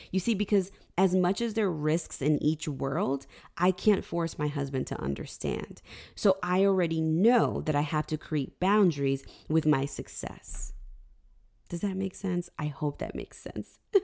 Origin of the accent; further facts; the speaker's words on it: Lyndhurst, New Jersey, United States; also born or lived in Union, New Jersey / Highland Park, New Jersey; I grew up in North Jersey in Lyndhurst